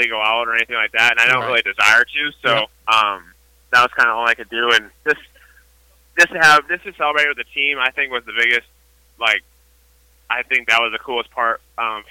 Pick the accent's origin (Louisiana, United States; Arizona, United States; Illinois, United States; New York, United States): Illinois, United States; close to Chicago; close to Chicago